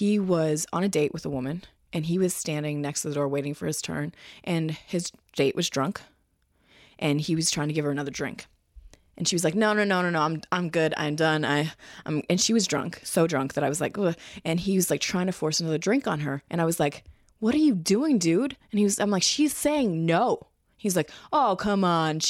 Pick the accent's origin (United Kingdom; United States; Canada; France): Canada; I'm Canadian